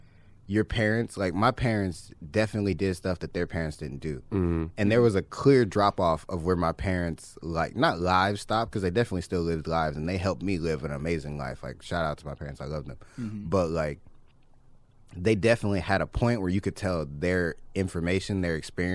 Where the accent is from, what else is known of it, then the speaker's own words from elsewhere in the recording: Compton, California, United States; Born and raised in Compton.